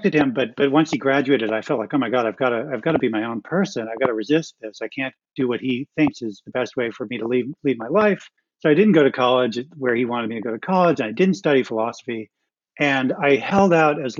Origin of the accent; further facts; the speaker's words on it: Ohio, United States; I grew up in Ohio.